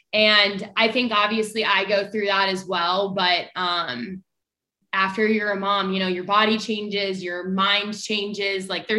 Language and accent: English; Kansas City, Missouri, United States; Kansas City.